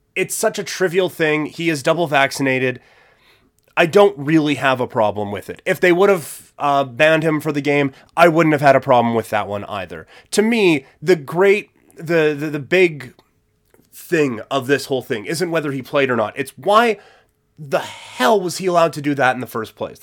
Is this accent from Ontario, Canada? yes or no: no; Saskatchewan, Canada; I grew up in Saskatchewan